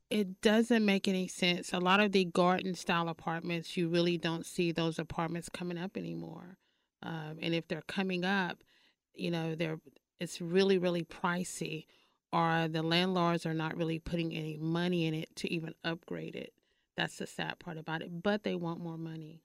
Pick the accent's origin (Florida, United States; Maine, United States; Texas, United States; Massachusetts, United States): Texas, United States; Paris; now in Dallas, United States; I am from Paris, Texas